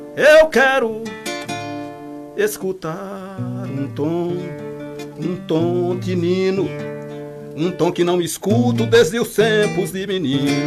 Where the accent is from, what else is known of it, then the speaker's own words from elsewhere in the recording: Piauí, Brazil; moved away as an adult; also born or lived in São Paulo; now in Jardim do Ingá, Brazil; eu sou piauiense, só que eu saí do Piauí, eu já tinha 18 anos, uhum. fui para São Paulo